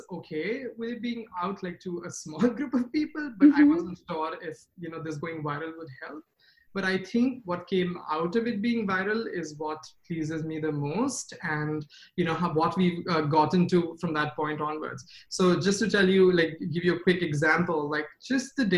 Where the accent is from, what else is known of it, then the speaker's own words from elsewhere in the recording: India; moved away as an adult; now in United States; When I was in India, I grew up in India